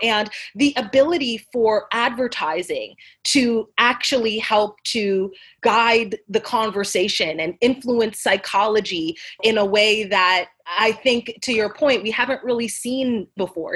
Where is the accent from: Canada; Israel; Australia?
Canada; now in United States; as a Canadian